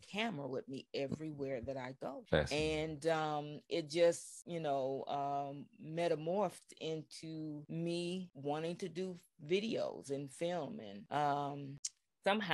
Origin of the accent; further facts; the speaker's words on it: California, United States; growing up in California